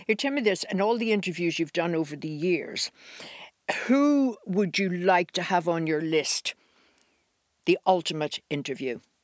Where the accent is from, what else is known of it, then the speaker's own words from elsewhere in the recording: Ireland; we're Irish.